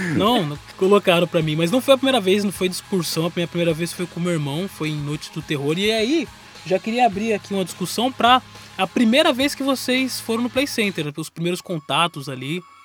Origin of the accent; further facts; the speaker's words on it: São Paulo, Brazil; nós somos de São Paulo